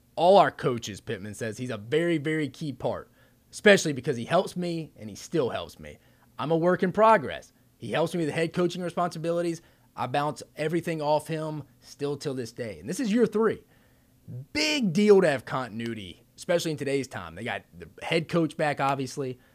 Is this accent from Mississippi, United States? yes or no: yes; Ocean Springs, Mississippi, United States; moved away as an adult; also born or lived in Alabama / Georgia / Texas; I'm originally from Ocean Springs, Mississippi